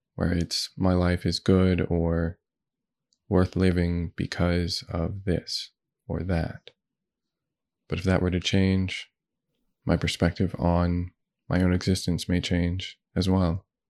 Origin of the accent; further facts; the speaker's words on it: United States; I was born in the United States.